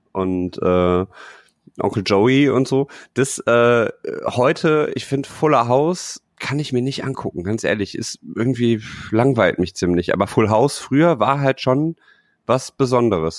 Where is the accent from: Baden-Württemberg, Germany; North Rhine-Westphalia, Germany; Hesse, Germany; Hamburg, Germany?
North Rhine-Westphalia, Germany; Düsseldorf; als Düsseldorfer